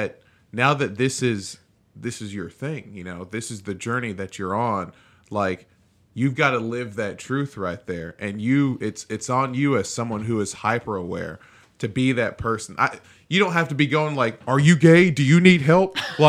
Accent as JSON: {"language": "English", "country": "Nigeria", "said": "it's because I'm speaking just when it comes to being black and being Nigerian specifically. I've known my history before I knew about Black History Month."}